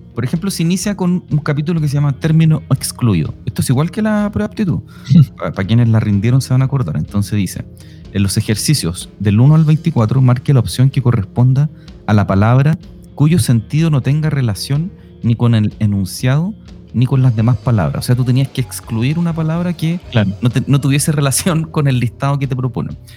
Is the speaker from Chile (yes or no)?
yes; Chile; somos los chilenos